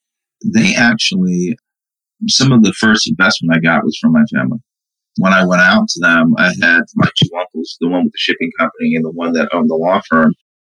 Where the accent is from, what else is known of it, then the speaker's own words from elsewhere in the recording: Brooklyn, New York, United States; born there; And then my mom came in 70. And I was born in 71. So he came first. My mom came behind him. And I was born in Brooklyn in 71.